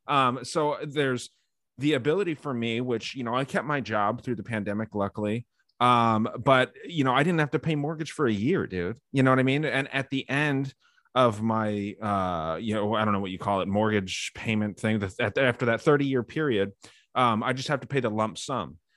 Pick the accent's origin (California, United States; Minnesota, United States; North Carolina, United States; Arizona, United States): Arizona, United States; my home state of Arizona